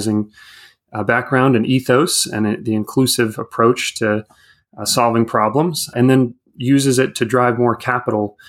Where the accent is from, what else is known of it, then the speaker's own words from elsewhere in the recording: California, United States; moved away as an adult; now in Washington, D.C., United States; I grew up out in California